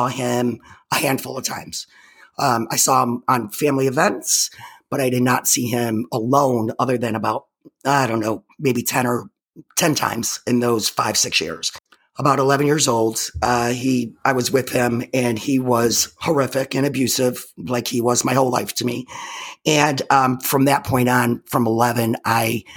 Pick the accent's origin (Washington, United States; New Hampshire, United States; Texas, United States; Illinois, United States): Illinois, United States; Chicago; I was born in 1967 in Chicago